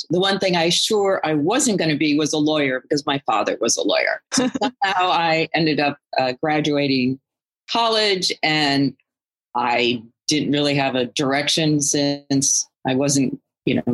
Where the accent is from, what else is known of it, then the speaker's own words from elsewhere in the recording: United States; I'm also American nationality